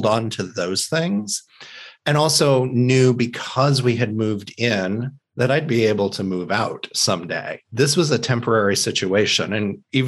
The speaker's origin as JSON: {"language": "English", "region": "Indiana", "country": "United States", "tie": "born or raised there", "said": "I grew up in the Midwest in a small town in Indiana. We had moved into that town"}